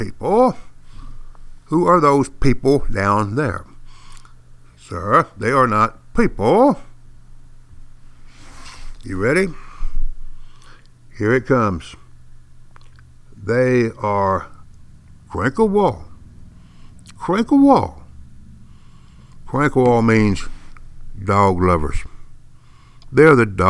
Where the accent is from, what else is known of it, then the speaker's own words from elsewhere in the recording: East Texas, United States; accent: East Texan; I speak fluent East Texan and English as a second language